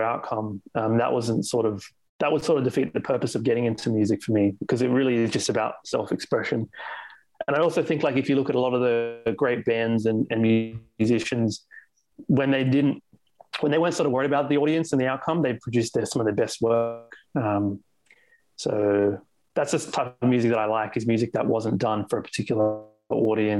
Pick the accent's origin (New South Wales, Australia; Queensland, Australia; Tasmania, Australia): New South Wales, Australia; Sydney; I'm born and raised in Australia, in Sydney.